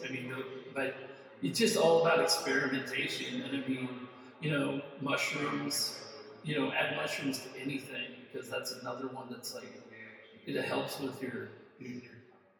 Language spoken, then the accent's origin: English; Ireland; But yeah, but the thing is like, I'm an Irish boy.